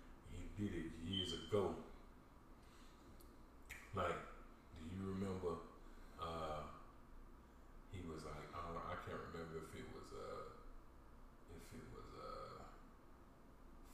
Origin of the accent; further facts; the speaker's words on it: Ethiopia; English is a second language; moved away; I am from East Africa